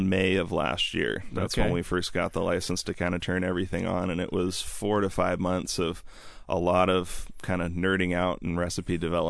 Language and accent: English; Seattle, Washington, United States; I'm from the Seattle area my whole life, and it's always the question I get asked because I am somewhat young. I'm 28